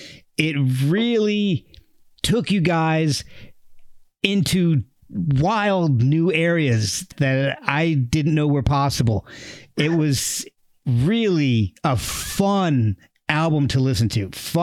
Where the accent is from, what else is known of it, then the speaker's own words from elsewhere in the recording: Texas, United States; born there; Yeah, I was born in Texas.